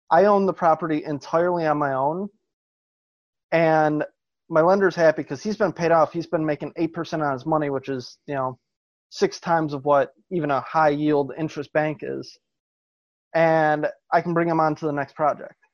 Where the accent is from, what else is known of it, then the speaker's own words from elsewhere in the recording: Wisconsin, United States; growing, growing up in Wisconsin, um, it's it's actually pretty normal.